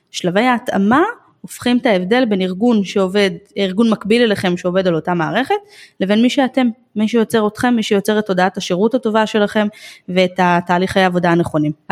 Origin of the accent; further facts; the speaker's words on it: Jerusalem, Jerusalem District, Israel; אני גדלתי בירושלים בשעתו